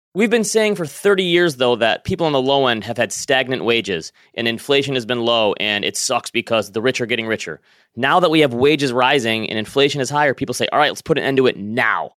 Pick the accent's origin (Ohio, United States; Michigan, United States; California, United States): Michigan, United States; Northern; moved away; I'm originally from Northern Michigan.